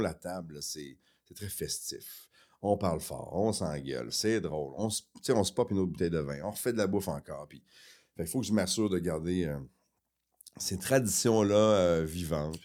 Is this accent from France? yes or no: no; Quebec City, Quebec, Canada; also born or lived in Chicoutimi; On a grandi à Québec.